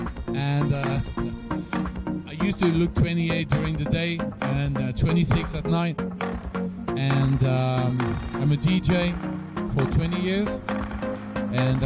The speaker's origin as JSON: {"language": "English", "country": "France", "second_language": "English", "said": "I'm French."}